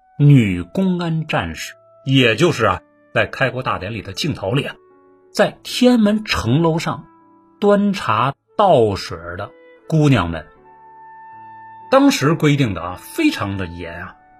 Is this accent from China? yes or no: yes; Beijing, China; 打小就在北京长大呀